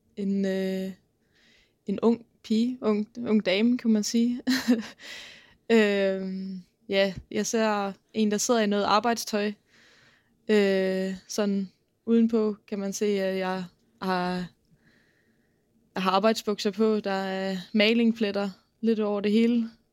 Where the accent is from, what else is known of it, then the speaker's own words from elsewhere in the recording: South Funen, Southern Denmark, Denmark; jeg kommer fra Sydfyn og har boet der siden jeg var ni år